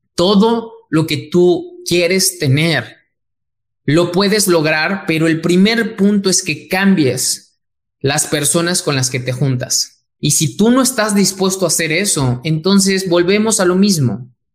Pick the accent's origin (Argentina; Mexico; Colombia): Mexico